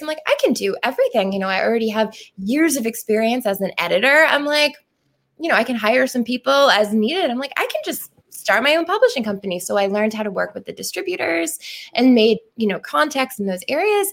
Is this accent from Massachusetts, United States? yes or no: yes; Pembroke, Massachusetts, United States; also born or lived in Plymouth, Massachusetts; am originally from Pembroke and now um, from Plymouth